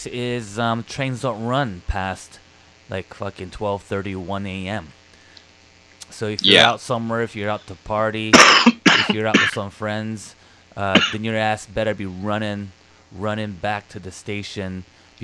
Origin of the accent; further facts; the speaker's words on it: California, United States; now in Japan; Trey and I, we're from Cali